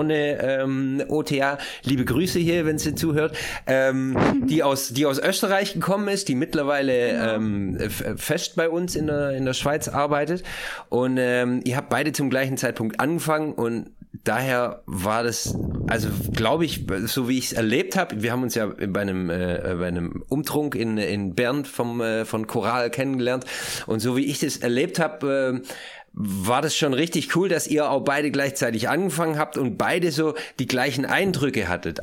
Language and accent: German; Germany; moved away; also born or lived in Switzerland; wenn von vornherein klar ist, dass man aus Deutschland kommt